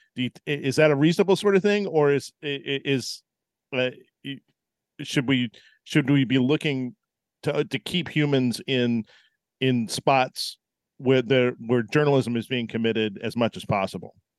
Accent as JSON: {"language": "English", "region": "Tennessee", "country": "United States", "tie": "born or raised there", "said": "I grew up in Tennessee"}